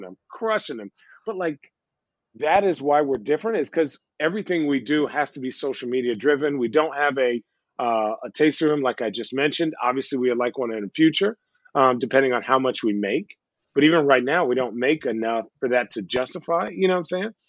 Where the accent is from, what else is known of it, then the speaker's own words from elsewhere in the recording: Arizona, United States; now in Portland, United States; I'm from Arizona, right? Well, I grew up in Arizona